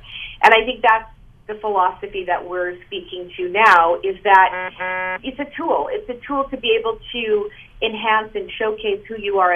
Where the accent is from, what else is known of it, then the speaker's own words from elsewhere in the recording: United States; now in Canada; I'm an American living in Canada